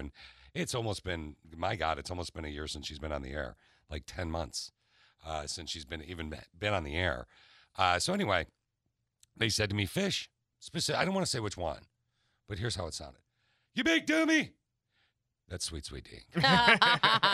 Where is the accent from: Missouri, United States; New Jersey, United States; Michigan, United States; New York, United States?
Michigan, United States; I grew up in Michigan, so I know all of Michigan